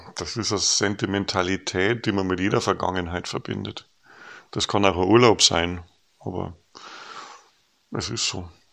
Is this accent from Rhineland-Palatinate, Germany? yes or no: no; Regensburg, Bavaria, Germany; moved away as an adult; now in North Jutland, Denmark; Regensburg verbinde, wo wir herkommen